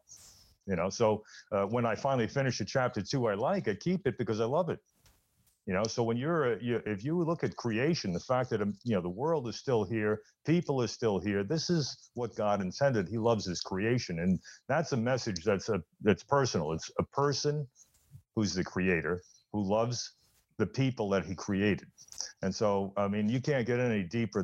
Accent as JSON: {"language": "English", "town": "New York City", "region": "New York", "country": "United States", "tie": "born or raised there", "said": "when I was growing up in the Bronx."}